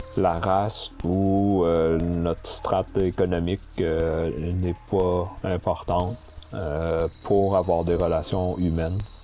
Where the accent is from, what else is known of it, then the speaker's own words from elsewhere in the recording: Sherbrooke, Quebec, Canada; moved away as an adult; also born or lived in Montreal; je suis né à Sherbrooke en 79. Et j'ai grandi à Sherbrooke jusqu'à mes 19 ans, où est-ce que je suis monté à Montréal ensuite pour faire mes études universitaires.